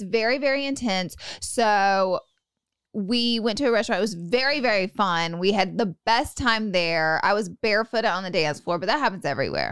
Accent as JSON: {"language": "English", "region": "Alabama", "country": "United States", "said": "I'm from Alabama"}